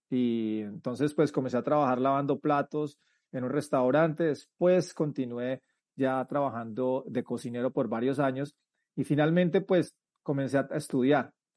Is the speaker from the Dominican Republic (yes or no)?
no; Colombia; moved away as an adult; now in United States; soy colombiano y, en el, y cuando tenía 19 años decidí o por situaciones de la vida decidí emigrar a los Estados Unidos